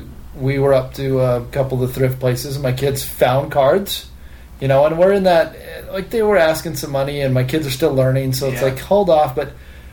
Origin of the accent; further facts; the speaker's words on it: Nevada, United States; I grew up in Nevada.